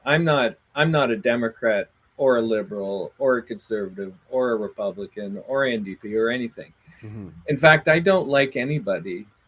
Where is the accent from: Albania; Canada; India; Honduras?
Canada; Atlantic Canada; I'm from Atlantic Canada